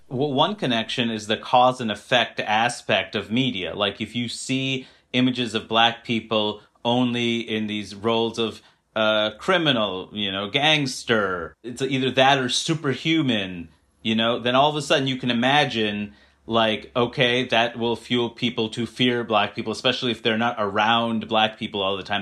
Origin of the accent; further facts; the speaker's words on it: New York City, New York, United States; I grew up in Queens, New York